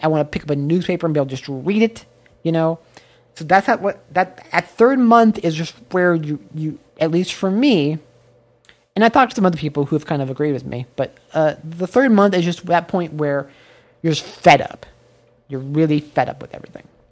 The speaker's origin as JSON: {"language": "English", "country": "United States", "moved": "yes", "said": "as an American"}